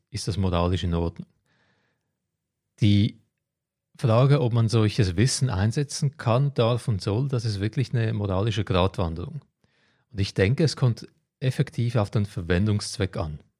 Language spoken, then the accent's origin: German; Croatia; moved away; Ich werde nächsten Monat nach Kroatien gehen, meine alte Heimat in die Ferien